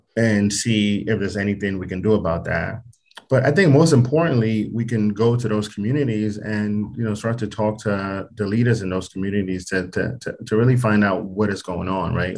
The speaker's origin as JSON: {"language": "English", "country": "Nigeria", "moved": "yes", "lives_now": "United States", "said": "I'm actually from from Nigeria"}